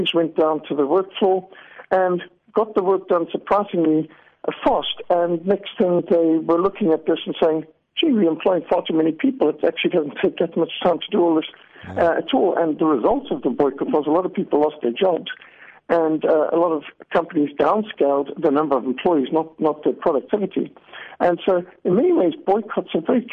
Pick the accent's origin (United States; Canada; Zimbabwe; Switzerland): Zimbabwe; I grew up in Rhodesia, what today is Zimbabwe